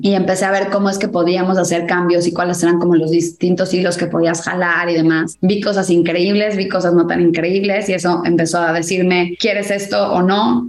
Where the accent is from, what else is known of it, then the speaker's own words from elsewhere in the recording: Mexico; now in United States; yo siento que sí soy mexicana, pero me siento más ciudadana del mundo